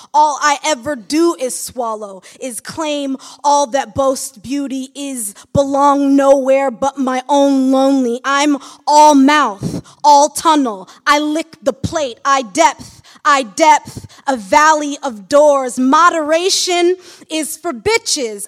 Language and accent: English; Michigan, United States; moved away as an adult; now in Brooklyn, United States; I'm from Michigan